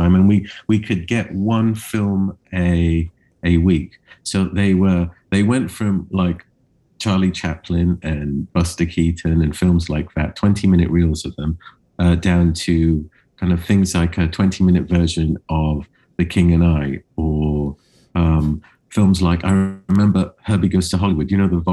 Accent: Cyprus; I grew up in Cyprus, which is an island in the Mediterranean.

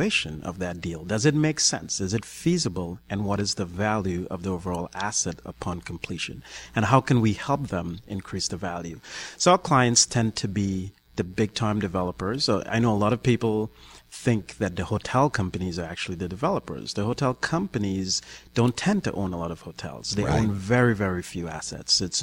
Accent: Trinidad & Tobago; now in New York, United States; I'm originally from the Caribbean, Trinidad and Tobago, but I've lived in New York for over 20 years

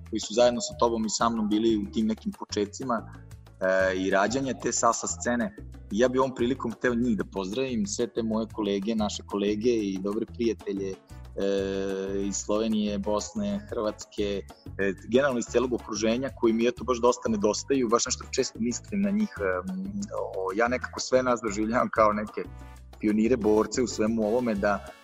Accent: Serbia; ovde kod nas u Srbiji

